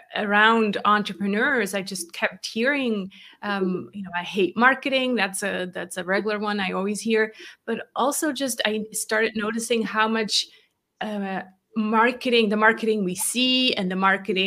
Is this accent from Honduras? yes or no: no; Switzerland; English is a second language; I grew up in Switzerland, born and raised to Swiss parents. People are always kind of like, huh, you sound American. I'm not. I really grew up here in this tiny country over in Europe, and learned English much later